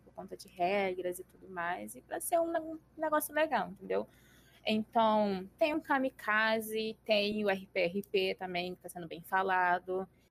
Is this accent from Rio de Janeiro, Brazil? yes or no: yes; Rio de Janeiro, Brazil; tenho 24 anos e sou do Rio de Janeiro